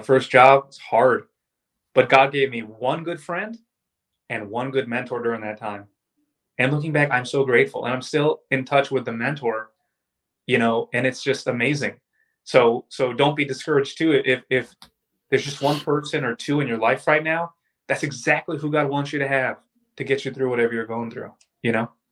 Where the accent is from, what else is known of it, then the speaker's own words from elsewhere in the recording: Orlando, Florida, United States; I'm from Orlando